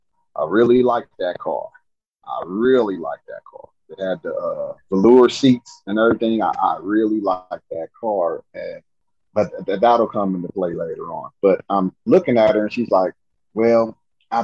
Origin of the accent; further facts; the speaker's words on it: Nebraska, United States; I'm from Nebraska